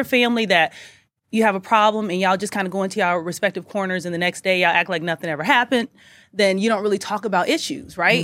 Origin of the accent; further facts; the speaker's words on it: Kansas City, Missouri, United States; also born or lived in St. Louis, Missouri; I'm from Kansas City, then I went to med school in Salute